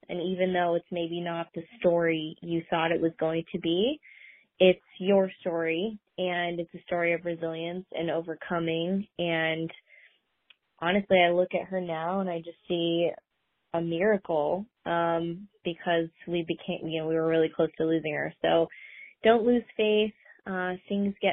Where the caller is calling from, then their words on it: Seattle, Washington, United States; I'm from Seattle, Washington in the U.S